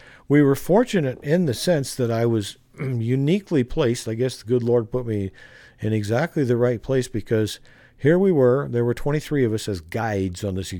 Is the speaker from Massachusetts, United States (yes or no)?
no; Arizona, United States; I was brought up in Arizona, so the code of the West was nothing new to me.